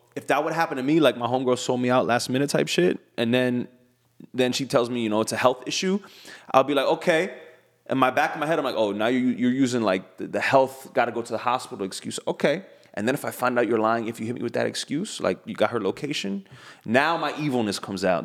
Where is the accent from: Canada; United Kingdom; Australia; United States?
United States; I'm American